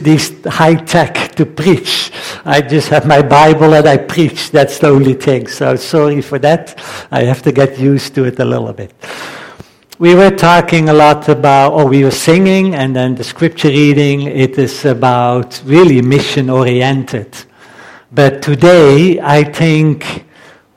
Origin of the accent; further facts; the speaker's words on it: Netherlands; accent: Dutch; English is a second language; moved away; I am Dutch, so my accent is still a little bit strong